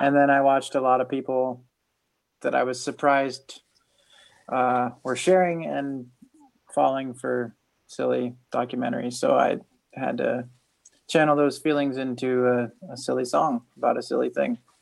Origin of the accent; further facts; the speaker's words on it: Northeastern Ohio, United States; also born or lived in Salinas, California; now in Kentucky, United States; I'm from, I grew up in Ohio, in Northeastern Ohio.